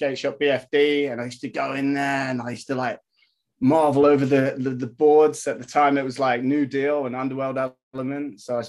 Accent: Hong Kong; Like, I grew up in Asia, man. So I grew up in Hong Kong, and I used to skate streets there.

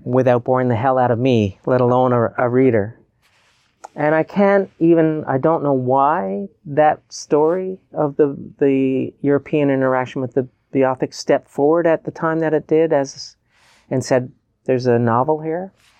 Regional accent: Newfoundland and Labrador, Canada; who I am as a Newfoundlander

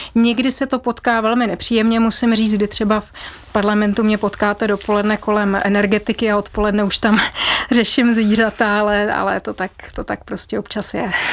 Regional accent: Bavaria, Germany; now in Czech Republic; mám rodinu v Německu a vyrůstala jsem v Bavorsku

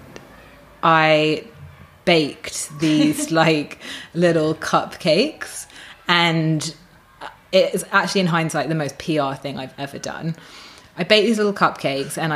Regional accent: United Kingdom; moved away as an adult; now in Australia; I'm British

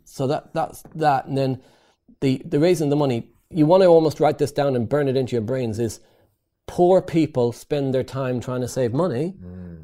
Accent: Ireland; moved away as an adult; also born or lived in East London; I came over from Ireland to work for a construction company

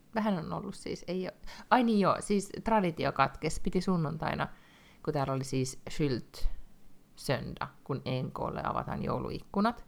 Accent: Finland; now in Sweden; mä oon Suomesta

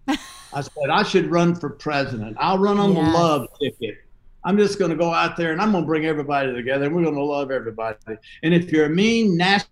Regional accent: the South, United States; I'm from the South.

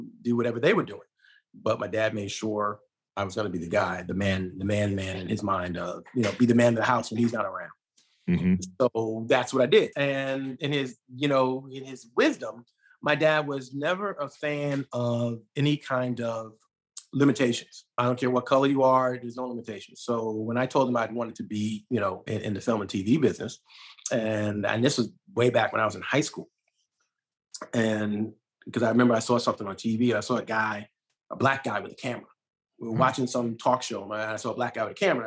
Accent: New York City, New York, United States; I'm born and raised in Brooklyn, New York

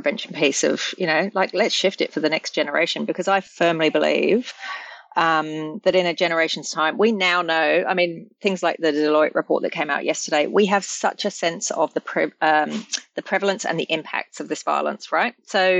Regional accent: England, United Kingdom; born there; I was born in England, and I'm very firmly English in my bathness.

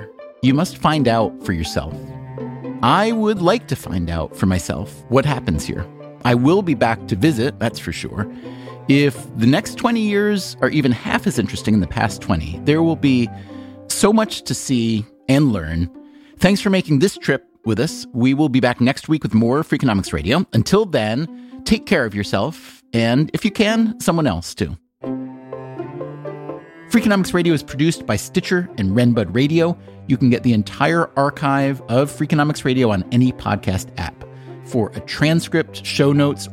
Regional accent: New York City, New York, United States; as a New Yorker

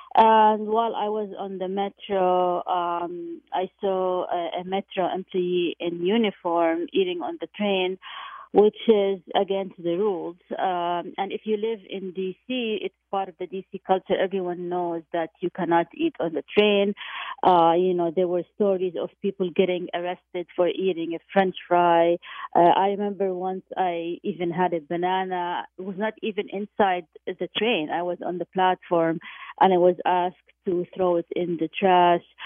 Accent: Jordan; moved away; I went back to my hometown of, of Jordan

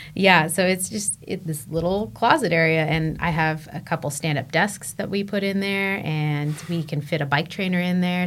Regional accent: San Diego, California, United States; moved away as an adult; also born or lived in Colorado; I grew up in San Diego. I was a beach kid.

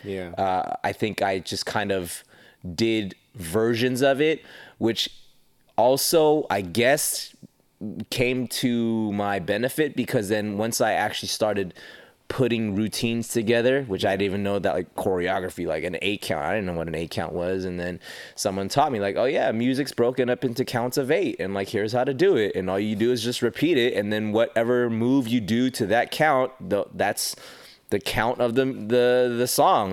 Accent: Los Angeles, California, United States; also born or lived in Panorama City, California / Las Vegas; I was born in Panorama City, lived my childhood in Northridge, California

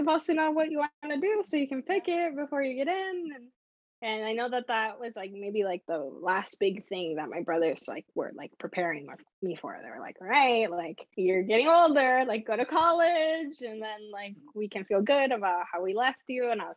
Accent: San Diego, California, United States; also born or lived in Nicaragua; having grown up in San Diego

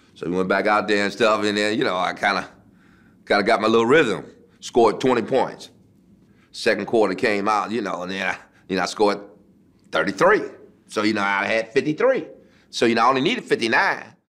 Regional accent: Detroit, Michigan, United States; Detroit, my hometown, at the Cobo. You know, that's where I played my high school uh, championship games

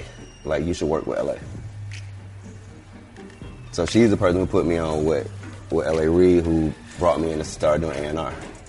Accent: Atlanta, Georgia, United States; Okay, yeah. I'm from Vine.

